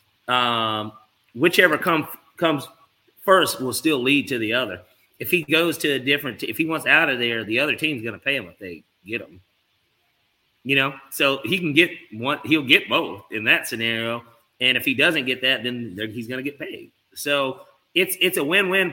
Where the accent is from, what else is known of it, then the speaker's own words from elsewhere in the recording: Atlanta, Georgia, United States; I'm from Atlanta too